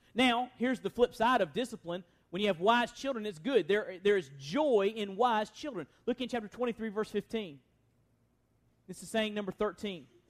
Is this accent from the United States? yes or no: yes; United States; as American Christians